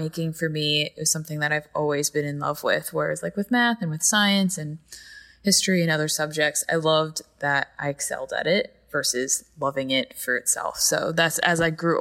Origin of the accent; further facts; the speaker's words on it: Carmel, New York, United States; also born or lived in Patterson, New York; I grew up like an hour and a half north of New York City in a town called Carmel, New York.